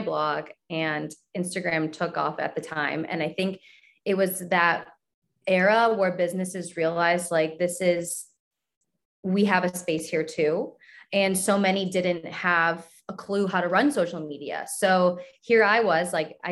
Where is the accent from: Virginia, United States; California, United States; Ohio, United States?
Ohio, United States; Cleveland; I grew up in Cleveland.